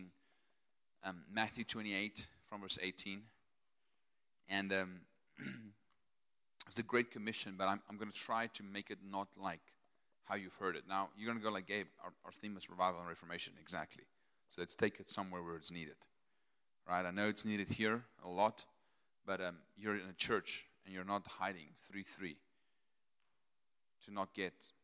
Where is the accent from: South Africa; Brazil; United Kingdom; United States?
South Africa; Potchefstroom, North West; I'm Afrikaner from Potchefstroom.